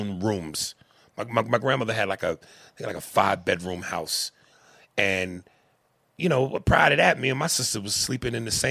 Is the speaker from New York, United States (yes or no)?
yes; New York City, New York, United States; living in the city and growing up in Manhattan